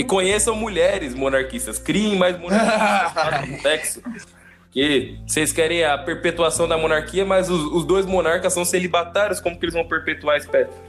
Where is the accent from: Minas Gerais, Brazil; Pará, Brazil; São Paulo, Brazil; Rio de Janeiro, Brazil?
São Paulo, Brazil; Itapevi; lá na, na quebrada, lá em Itapevi, onde eu nasci